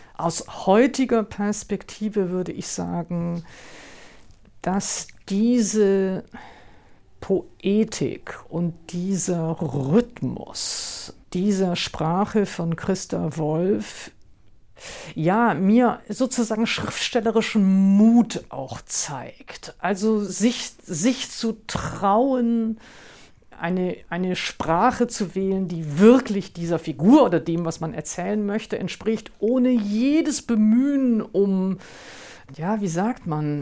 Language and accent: German; the West, West Germany, Germany; Ich bin ja im Westen aufgewachsen